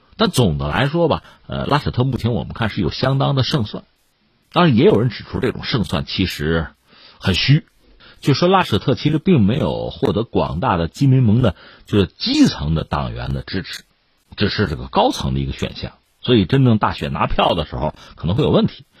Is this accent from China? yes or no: yes; China; 我们中国人也是这样嘛